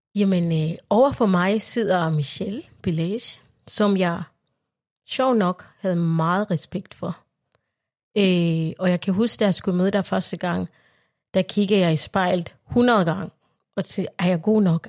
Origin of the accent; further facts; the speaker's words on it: Uganda; now in Denmark; jeg er født i Højmer i Uganda